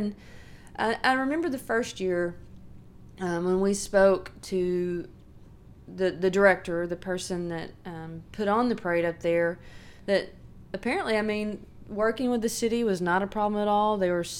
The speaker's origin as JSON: {"language": "English", "town": "Sheridan", "region": "Arkansas", "country": "United States", "tie": "born or raised there", "said": "I'm from Arkansas. I grew up in Sheridan. That's where I went to school."}